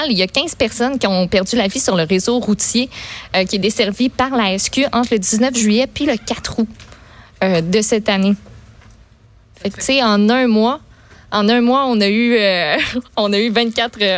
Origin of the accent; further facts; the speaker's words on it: Laval, Quebec, Canada; moi, je euh, viens, de, je viens de Laval, j'ai étudié à